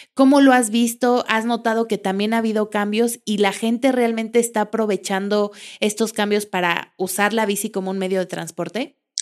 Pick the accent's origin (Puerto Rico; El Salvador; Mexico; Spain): Mexico; Mexico City; now in Querétaro, Mexico; yo que vengo de la Ciudad de México